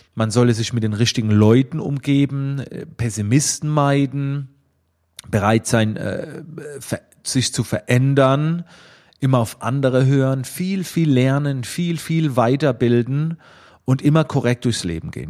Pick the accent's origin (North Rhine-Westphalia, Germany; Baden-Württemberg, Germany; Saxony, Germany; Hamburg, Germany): Baden-Württemberg, Germany; Schwetzingen; Man hörte es oder man hörte es ein klein wenig aus dem äh, Dialekt, ähm, aus welcher Ecke in Deutschland ich wohl komme. Ich komme aus der Nähe von Heidelberg-Mannheim in Schwetzingen